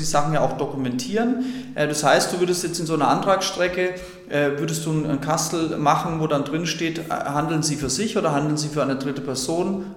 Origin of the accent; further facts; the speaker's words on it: Franconia, Bavaria, Germany; ich komme ja nicht aus Bayern, sondern aus Franken